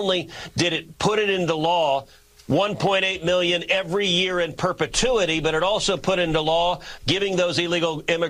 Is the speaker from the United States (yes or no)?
yes; Texas, United States; just as a Texan